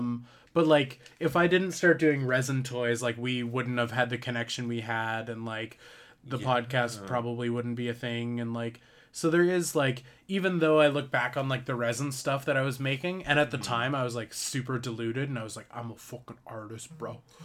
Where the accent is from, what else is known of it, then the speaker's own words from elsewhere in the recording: Canada; I wanted to be Suck Lord, but nice, because I'm